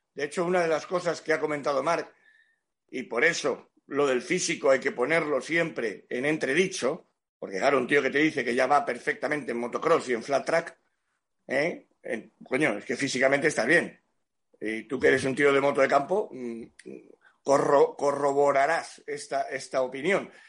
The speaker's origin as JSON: {"language": "Spanish", "town": "Cádiz", "region": "Andalusia", "country": "Spain", "said": "yo soy de Cádiz"}